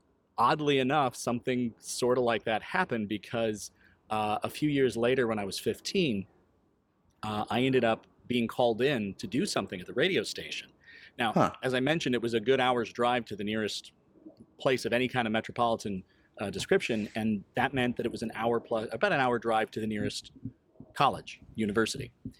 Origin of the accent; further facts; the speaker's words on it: Quad Cities, United States; also born or lived in East Coast; Started out in the Quad Cities in the late 70s, early 80s. And then through job changes with my father, we ended up moving quite a bit. We ended up on the East Coast